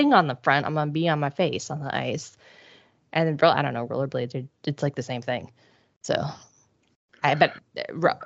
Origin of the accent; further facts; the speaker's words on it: Ohio, United States; I grew up in Ohio.